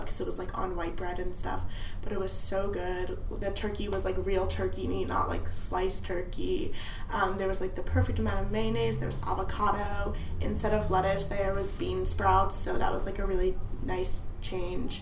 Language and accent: English; New Jersey, United States; now in Washington, D.C., United States; I'm from New Jersey